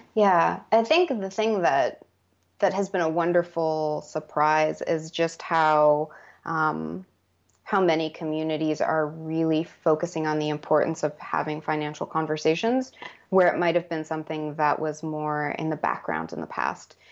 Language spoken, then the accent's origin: English; United States; I grew up on the Navajo Reservation